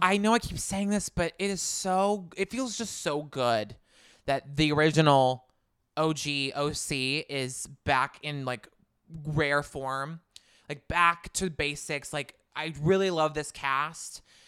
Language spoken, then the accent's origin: English; Southern California, United States; I'm from Southern California